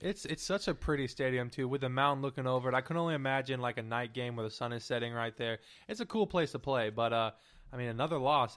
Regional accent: Davis / Sacramento, California, United States; Davis and Sac State are basically both my hometown

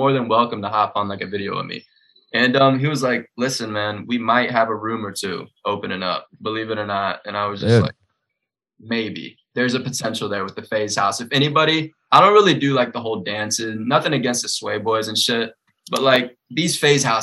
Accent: Greenville, South Carolina, United States; my hometown, Greenville, South Carolina

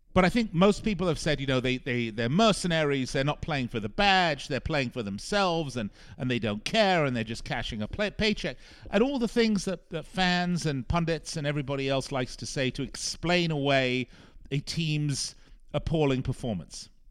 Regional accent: Las Vegas, Nevada, United States; my hometown here in Las Vegas

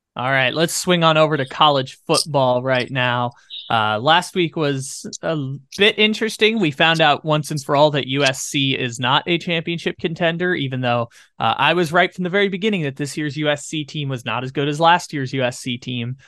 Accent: San Diego, California, United States; the Padres, my hometown team

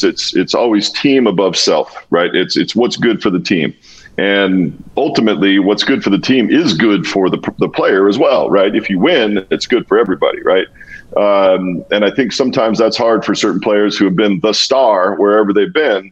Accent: Walla Walla, Washington, United States; moved away as an adult; also born or lived in New England / Buffalo / Dallas; my little hometown, from Walla Walla, Washington

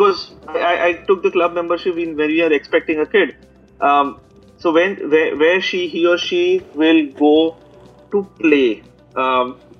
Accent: Mumbai, Maharashtra, India; also born or lived in Bangalore; I'm from Bombay. I was for a brief period in Bangalore as well

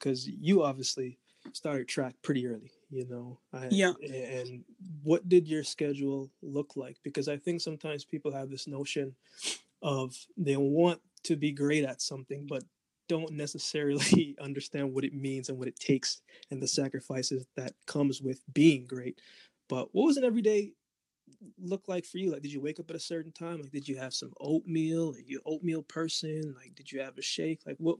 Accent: Jamaica; cornmeal porridge, and I'm Jamaican first, so I'm with you there.

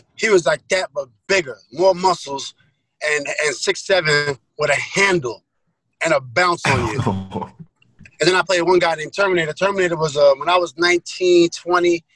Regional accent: New York City, New York, United States; I'm from Queens

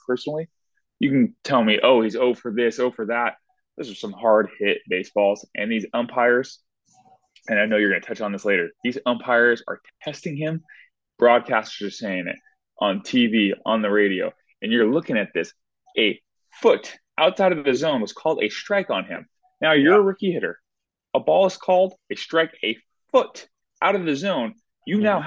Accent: Southern California, United States; I'm from Southern California.

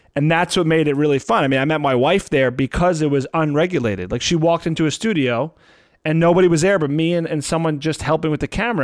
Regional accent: New Jersey, United States; I'm from Jersey

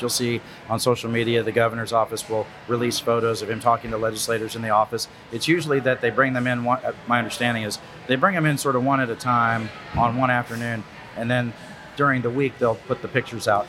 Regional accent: Louise, Texas, United States; I grew up in Wharton County, Texas. I went to the Louise ISD when I was a kid

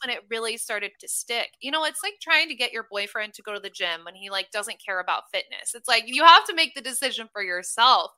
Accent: Omaha, Nebraska, United States; moved away as an adult; also born or lived in Los Angeles, California; now in Austin, United States; I'm originally from Omaha, Nebraska, which I'm the least Nebraskan girl you will ever meet

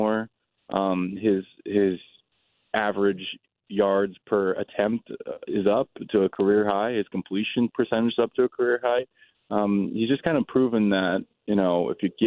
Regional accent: Baltimore, Maryland, United States; I'm from this area. I'm from the Baltimore area.

